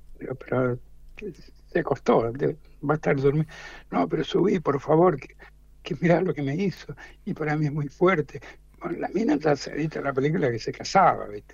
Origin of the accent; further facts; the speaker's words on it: Mendoza, Argentina; moved away as an adult; now in Buenos Aires, Argentina; yo soy mendocino.